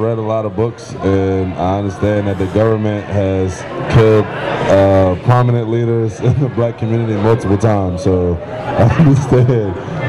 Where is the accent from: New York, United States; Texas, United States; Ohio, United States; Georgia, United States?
Georgia, United States; No, I mean, I'm from Georgia, so I like that down south music, so that's what I grew up listening to.